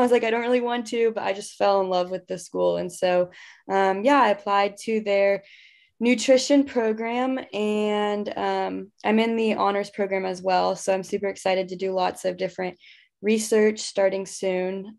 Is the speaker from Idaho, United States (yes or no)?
no; Houston, Texas, United States; I grew up in Houston.